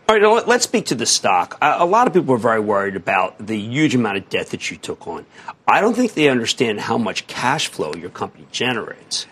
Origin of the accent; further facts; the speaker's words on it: Philadelphia, Pennsylvania, United States; I'm from Philadelphia.